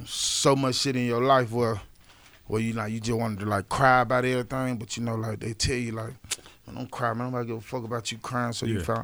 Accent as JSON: {"language": "English", "town": "Atlanta", "region": "Georgia", "country": "United States", "also_born_or_lived": "Thomasville, Georgia", "said": "I'm from Atlanta, Georgia"}